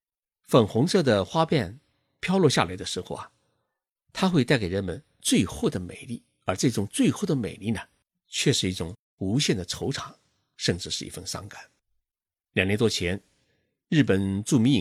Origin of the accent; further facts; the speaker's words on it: China; now in Tokyo, Japan; 我们中国人看樱花，看的是一种热闹；